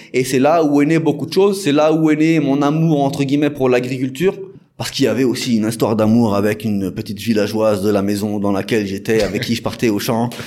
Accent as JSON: {"language": "French", "area": "Paris region", "region": "Île-de-France", "country": "France", "tie": "born or raised there", "moved": "as an adult", "lives_now": "Senegal", "said": "je suis originaire de France, je suis né en France, mm. dans la région parisienne"}